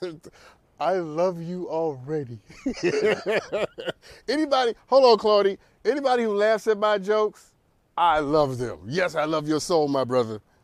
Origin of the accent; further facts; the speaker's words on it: New York, United States; also born or lived in Harlem; I'm from New York, born and raised in New York.